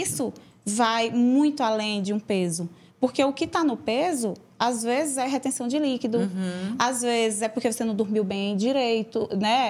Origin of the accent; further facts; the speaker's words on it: São João do Piauí, Piauí, Brazil; moved away; numa cidade pequena, lá onde eu nasci, e em São João do Piauí